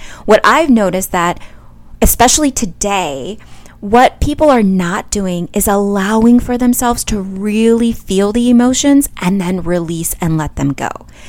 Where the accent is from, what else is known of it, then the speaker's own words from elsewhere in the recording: Midwest, United States; also born or lived in all over; I'm from the Midwest, you guys. It's pop in the Midwest. And then I've lived all over.